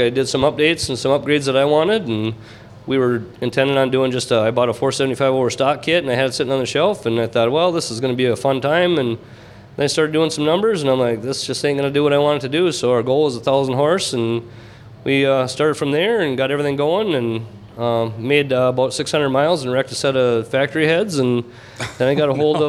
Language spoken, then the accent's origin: English; Minnesota, United States; we're from Minnesota